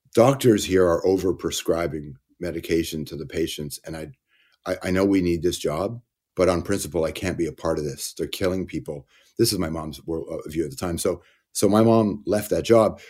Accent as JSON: {"language": "English", "town": "Toronto", "region": "Ontario", "country": "Canada", "tie": "born or raised there", "also_born_or_lived": "Malton, Ontario"}